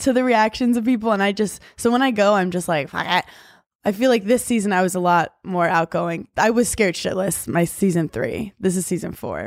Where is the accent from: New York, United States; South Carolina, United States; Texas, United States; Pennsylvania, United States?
New York, United States; New York City; I grew up in New York City